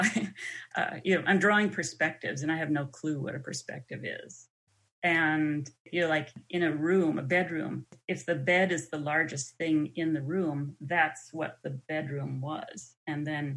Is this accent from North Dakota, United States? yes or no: yes; North Dakota, United States; born or raised there; moved away